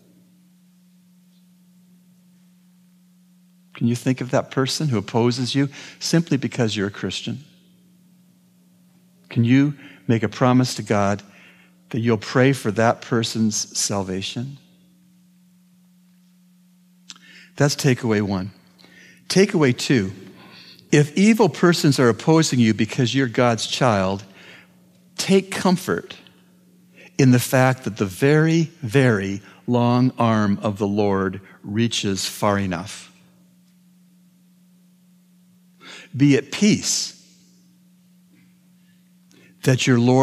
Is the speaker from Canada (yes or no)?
yes; Canada; I'm a Canadian.